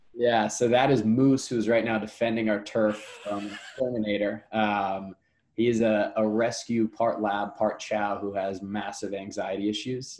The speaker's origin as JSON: {"language": "English", "region": "New Jersey", "country": "United States", "moved": "yes", "lives_now": "New York, United States", "said": "I'm from New Jersey."}